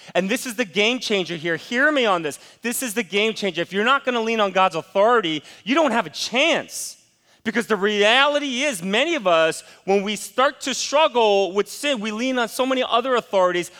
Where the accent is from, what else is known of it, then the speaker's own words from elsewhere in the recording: United States; as an American